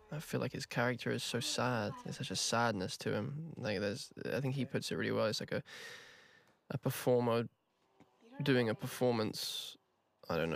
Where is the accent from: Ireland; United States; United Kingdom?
United Kingdom; England; accent: English; my English accent